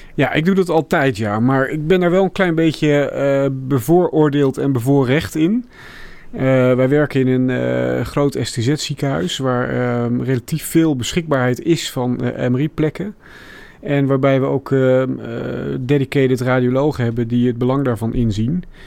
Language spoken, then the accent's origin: Dutch; Middelburg, Zeeland, Netherlands; moved away as an adult; also born or lived in Rotterdam / Delft; ik ben opgegroeid in Zeeland, in Middelburg.